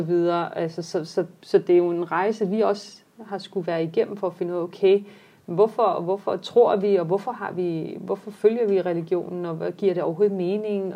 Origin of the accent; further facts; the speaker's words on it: Denmark; mange af vores generation netop folk, der er født og opvokset i Danmark